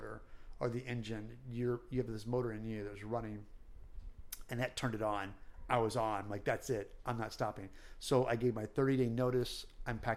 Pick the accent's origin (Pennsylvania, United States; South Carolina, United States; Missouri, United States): Missouri, United States; Growing up in Missouri